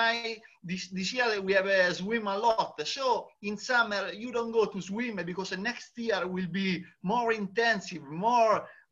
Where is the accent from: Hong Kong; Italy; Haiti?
Italy; I am Italian